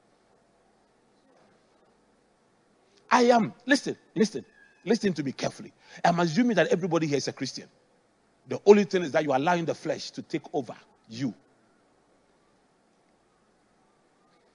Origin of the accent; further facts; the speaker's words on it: Accra, Greater Accra, Ghana; I grew up in Adabraka